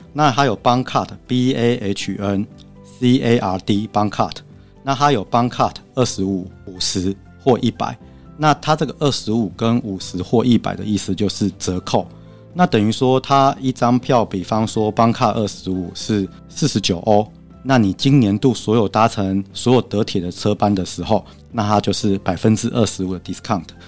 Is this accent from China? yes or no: no; Taiwan; also born or lived in Germany; 我们台湾的高铁